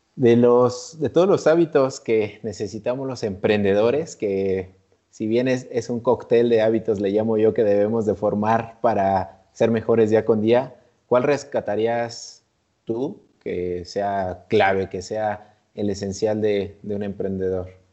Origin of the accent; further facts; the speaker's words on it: Mexico; nosotros que como mexicanos